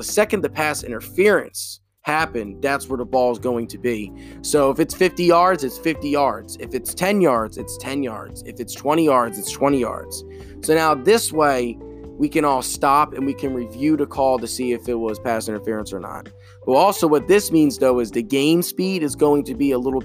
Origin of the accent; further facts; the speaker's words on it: United States; as an American